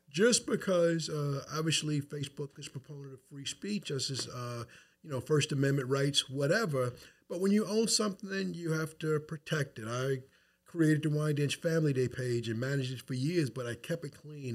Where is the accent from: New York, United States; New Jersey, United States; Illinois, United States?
New York, United States; Wyandanch; moved away as an adult; now in North Babylon, United States; I'm from Wyandotte. That's where I stand for. That's where I'm from.